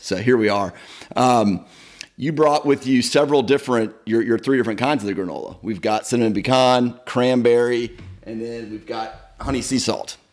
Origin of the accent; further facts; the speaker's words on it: Marietta, Georgia, United States; grow up in that kind of environment